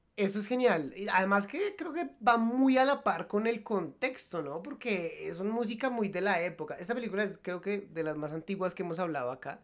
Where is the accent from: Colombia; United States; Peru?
Colombia; Nosotros somos colombianos